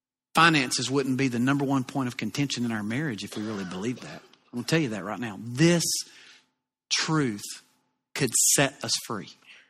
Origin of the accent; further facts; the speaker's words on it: the South, United States; accent: southern; And from time to time, you know, I'll get teased a little bit about my southern accent.